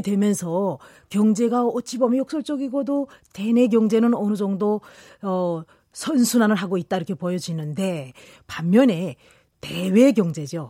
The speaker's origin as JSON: {"language": "Korean", "town": "Kilju", "region": "North Hamgyong", "country": "North Korea", "tie": "born or raised there", "moved": "as an adult", "lives_now": "South Korea", "said": "저는 고향은 이번에 핵실험장 폐쇄한 쪽. 예, 한경북도 길주입니다"}